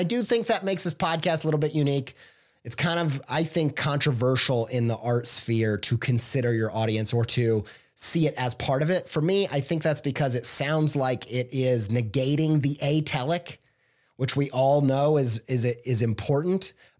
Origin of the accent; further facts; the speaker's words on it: Whiteland, Indiana, United States; I grew up in Whiteland, Indiana, okay?